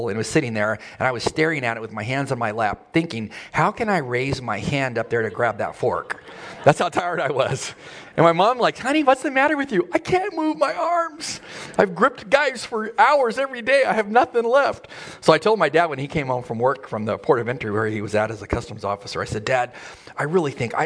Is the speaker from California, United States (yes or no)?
yes; El Centro, California, United States; I grew up near Yuma, near El Centro, California, very hot in the desert